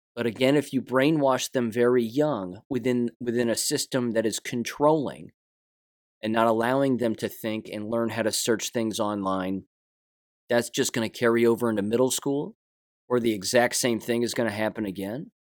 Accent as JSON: {"language": "English", "country": "United States", "said": "I'm an American"}